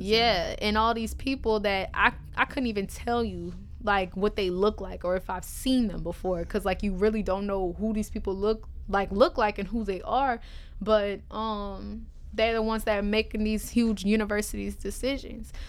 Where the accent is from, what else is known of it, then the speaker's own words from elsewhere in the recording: New Orleans, Louisiana, United States; I'm from New Orleans